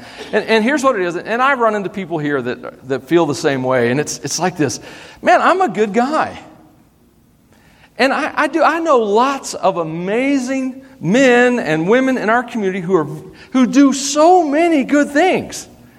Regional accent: Tennessee, United States; accent: twangy; So I grew up in Tennessee. Well, we moved around some, so my accent isn't as bad as it could be, believe it or not.

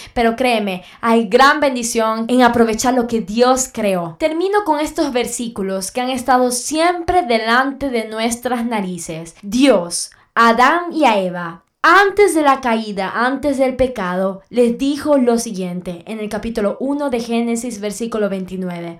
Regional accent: Venezuela; en mi país Venezuela

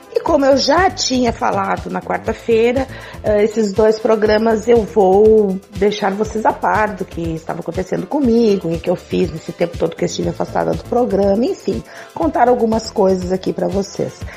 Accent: South Region, Brazil; eu sou daqui do Sul

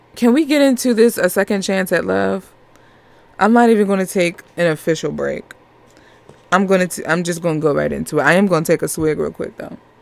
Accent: Northeast United States, United States; accent: New York; I'm I'm from the Northeast United States

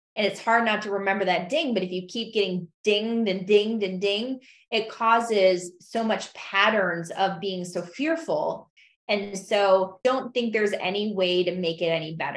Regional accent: Michigan, United States; moved away as an adult; also born or lived in St. Louis, Missouri / Oregon; now in Idaho, United States; I moved from Michigan to St. Louis

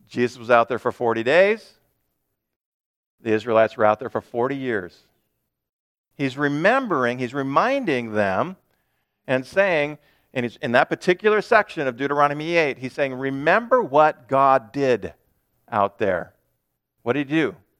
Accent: United States; as modern American Christians

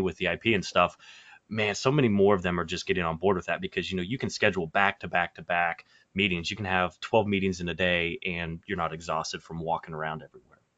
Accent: Kansas City, Missouri, United States; moving back to Kansas City, which is, you know, kind of my hometown

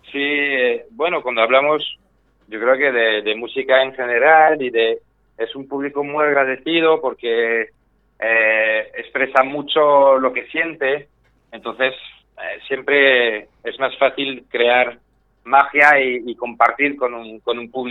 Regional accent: France; now in Spain; Eh, soy francés, pero vamos, de francés me queda poco, me queda que me gusta el queso, que huele mal, y eso es más o menos lo que me queda, porque llevo en España prácticamente la mitad de mi vida.

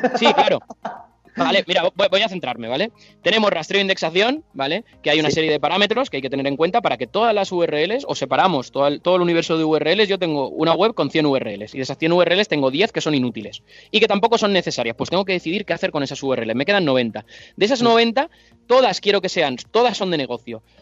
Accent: Alicante, Valencian Community, Spain; soy de Alicante

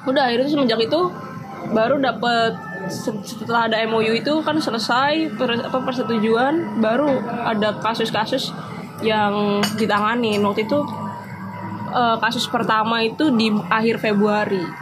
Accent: Jakarta, Indonesia; dia uh, orang sini gitu terus tahu aku dari Jakarta tapi kok udah ini ya udah bisa jawab pakai bahasa Jawa gitu lancar tapi ya kalau mendoknya nggak

